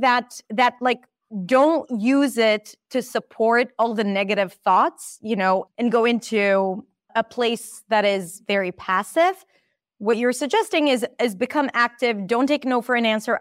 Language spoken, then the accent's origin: English; Israel; accent: Israeli; English is a second language; my Israeli accent